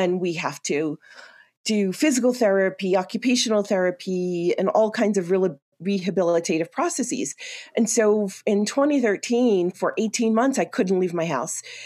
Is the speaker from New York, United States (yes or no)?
yes; New York City, New York, United States; moved away as an adult; now in Colorado, United States; I'm originally from New York City, uh, born and raised in a little greenhouse in Queens, New York